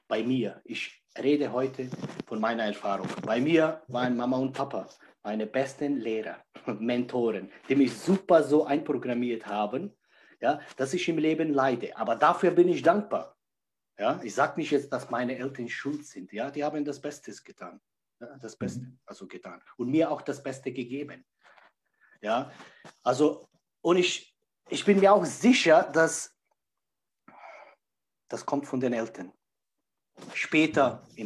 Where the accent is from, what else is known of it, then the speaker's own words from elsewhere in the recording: Czechia; born there; Mein Körper wurde in Tschechien geboren, 41 Jahre, jung ist mein Körper.